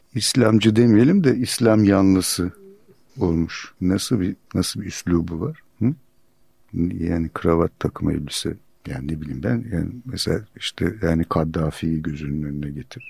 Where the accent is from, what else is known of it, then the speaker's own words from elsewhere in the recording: Turkey; "Türk'üm," dedim.